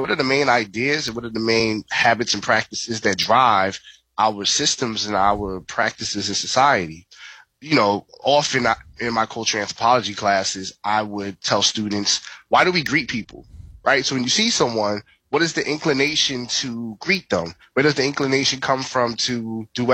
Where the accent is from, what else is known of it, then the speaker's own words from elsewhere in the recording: New York City, New York, United States; I was born and raised in the Bronx, New York